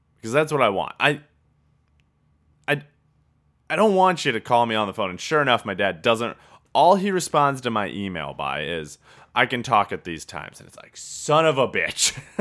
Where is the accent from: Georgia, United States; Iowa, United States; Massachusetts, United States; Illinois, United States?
Iowa, United States; Traer; my hometown of Traer